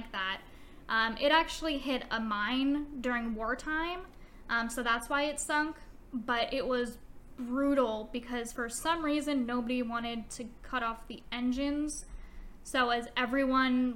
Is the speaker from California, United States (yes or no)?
yes; Long Beach, California, United States; my hometown of Long Beach